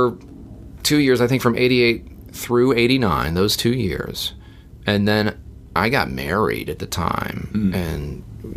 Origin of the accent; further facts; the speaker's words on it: Atlanta, Georgia, United States; also born or lived in Uniontown, Pennsylvania; they're all from here and Henderson, Kentucky, so Southerners. We came down here and have been down here pretty much ever since